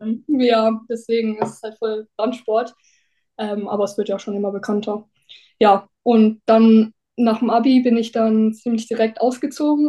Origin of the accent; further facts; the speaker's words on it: near Newcastle, North East England, United Kingdom; now in Germany; Ich bin in England aufgewachsen, also beziehungsweise bin in Deutschland geboren und dann mit zweieinhalb, sind, also als ich zweieinhalb war, sind meine Eng Eltern nach England gezogen, in den Nordosten, in die Nähe von Newcastle